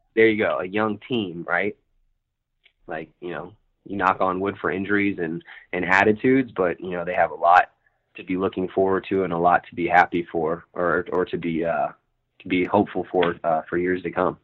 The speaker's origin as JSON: {"language": "English", "region": "Virginia", "country": "United States", "moved": "yes", "lives_now": "Los Angeles, United States", "said": "I'm from Virginia originally"}